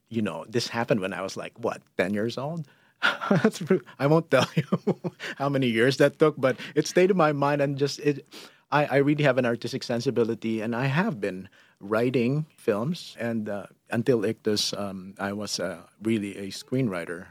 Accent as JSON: {"language": "English", "country": "Philippines", "moved": "as an adult", "said": "who I am is Filipino, and being a Filipino means sh, sharing is just a natural thing"}